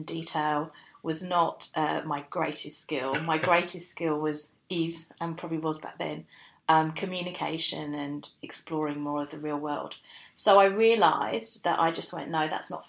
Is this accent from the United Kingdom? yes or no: yes; United Kingdom; moved away as an adult; also born or lived in Newcastle upon Tyne, England; now in Australia; I was born in London, just outside London, and then I went to school in just outside London